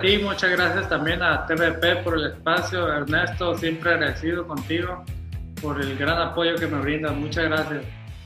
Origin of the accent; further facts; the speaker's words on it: Mazatlán, Sinaloa, Mexico; mi tierra, Mazatlán, Sinaloa